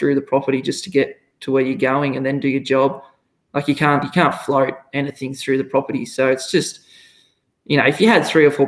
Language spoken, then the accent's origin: English; Victoria, Australia; moved away as an adult; now in Kangaroo Mountain, Australia; I'm originally from Victoria, didn't grow up on a farm, lived in a rural area